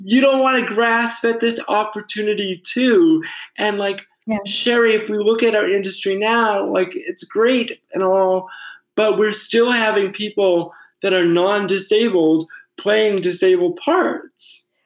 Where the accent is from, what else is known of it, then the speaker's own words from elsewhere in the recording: Fairhaven, Massachusetts, United States; I grew up in Fairhaven